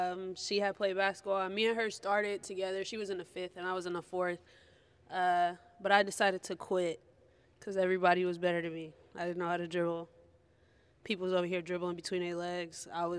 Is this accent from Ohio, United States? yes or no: yes; Cleveland, Ohio, United States; I'm from Cleveland, Ohio.